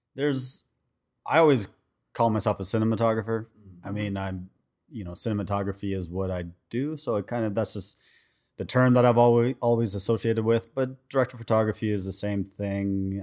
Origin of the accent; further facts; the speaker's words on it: Vancouver, British Columbia, Canada; now in Los Angeles, United States; I'm originally from Vancouver, Canada